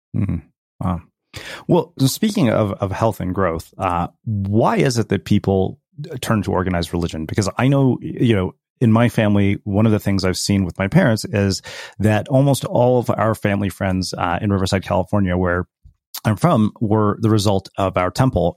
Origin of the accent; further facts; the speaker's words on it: India; as an Indian person